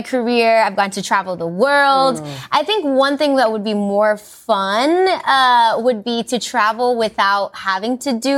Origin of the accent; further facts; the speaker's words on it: Inglewood, California, United States; born and raised in Inglewood. I'm an LA girl, but I'm also Mexican and very proud to be.